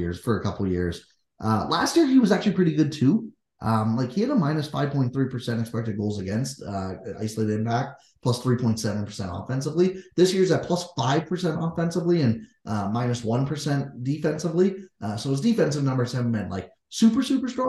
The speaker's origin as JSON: {"language": "English", "area": "Kitchener-Waterloo area", "region": "Ontario", "country": "Canada", "said": "we're from the Kitchener-Waterloo area"}